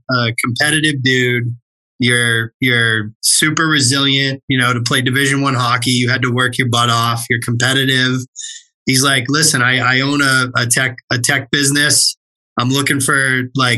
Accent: Central Massachusetts, United States; I grew up in the Massachusetts area, Central Mass for life.

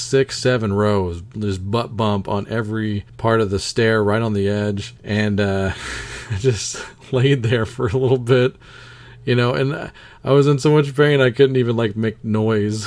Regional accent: Baton Rouge, Louisiana, United States; moved away; I was born in Louisiana, born in Baton Rouge, Louisiana

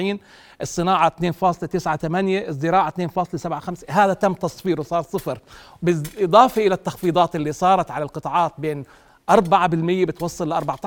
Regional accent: Jordan; إحنا عندنا بالأردن

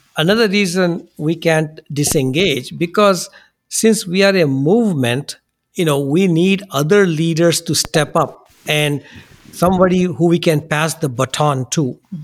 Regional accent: India; now in United States; we come from India

